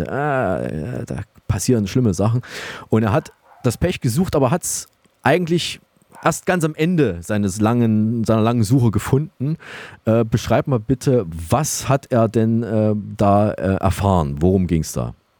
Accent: Thuringia, Germany; wir kommen ja beide aus Thüringen

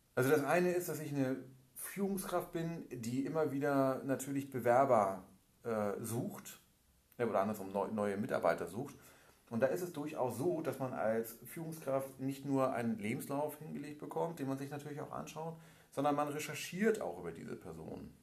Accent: Hamburg, Germany; Ich bin äh, gebürtiger Hamburger

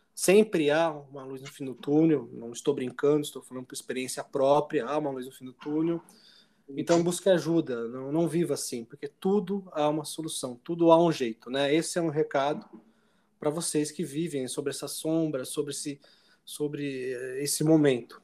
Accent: Jundiaí, São Paulo, Brazil; Jundiaí, cidade, né, de onde eu nasci

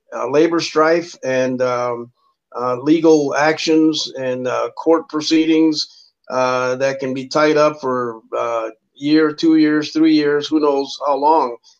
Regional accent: South Texas, United States; moved away; I was raised, uh, I'm originally from South Texas. We started migrating in the 50s to the north

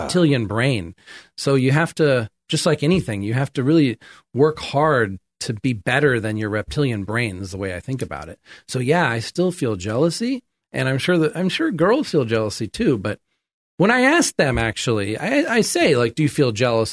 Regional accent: Sacramento, California, United States; moved away as an adult; now in Thailand; I grew up in America here in Sacramento and Folsom

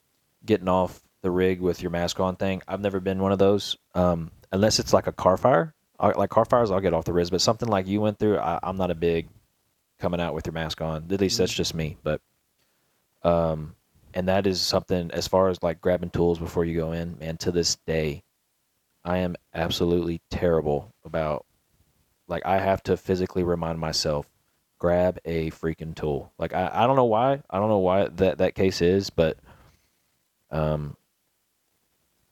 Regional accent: Garland, Texas, United States; the street I grew up off of in Garland, or not the street, excuse me, the neighborhood was called the Rose Hill Meadows

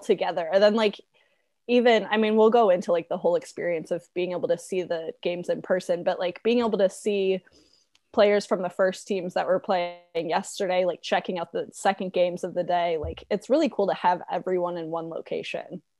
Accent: United States; our stupid little American brains

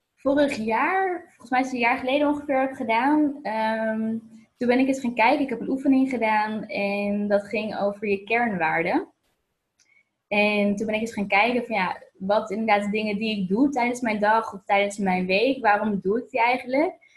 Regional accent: Voorhout, South Holland, Netherlands; moved away as an adult; also born or lived in Amsterdam; now in Lisbon, Portugal; ik ben, eh, geboren in Amsterdam, maar ik ben opgegroeid, eh, in Voorhout, het kleine dorp in de buurt van Leiden en Noordwijk.

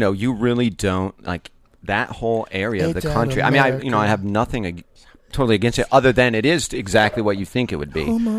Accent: Northwest Indiana, United States; I grew up in the Midwest

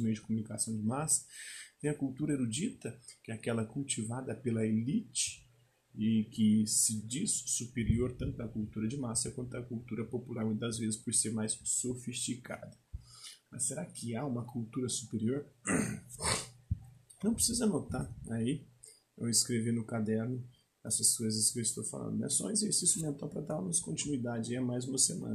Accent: Minas Gerais, Brazil; como mineiro

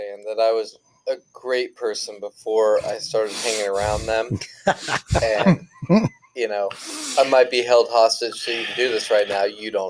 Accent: Oldsmar, Florida, United States; I grew up in Oldsmar my whole life.

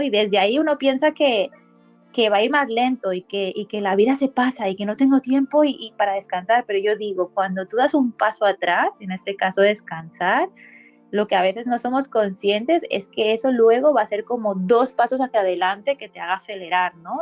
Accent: Barcelona, Catalonia, Spain; coach de bienestar, y soy de Barcelona, España.

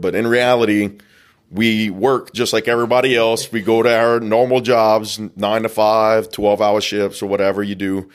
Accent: the South, United States; we're from the South. We love crawfish

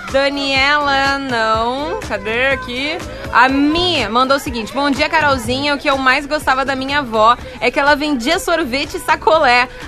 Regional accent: Soledade, Rio Grande do Sul, Brazil; quando eu era pequena eu morava em Soledade e a família do meu pai morava em Bagé.

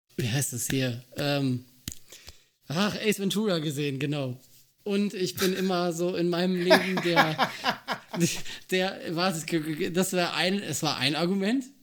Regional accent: North Rhine-Westphalia, Germany; ich als äh, gebürtige Ostwestfalen, äh, die Paderborn Dolphins, äh, das örtliche Footballteam direkt vor der Tür habe

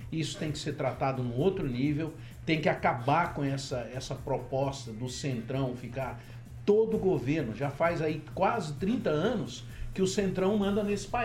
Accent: Barbacena, Minas Gerais, Brazil; Quando eu era criança lá em Babacena.

